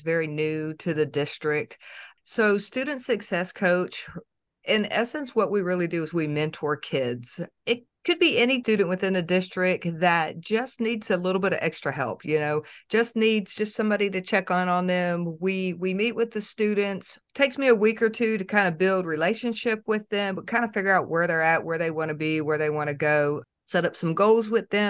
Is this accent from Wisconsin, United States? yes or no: no; Florida, United States; now in Clarksville, United States; I am originally from Florida. I am a transplant to Clarksville by way of the U.S. Army.